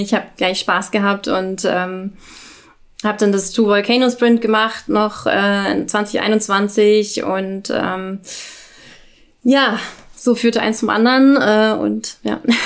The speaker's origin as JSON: {"language": "German", "region": "Berlin", "country": "Germany", "said": "ich komme aus Berlin"}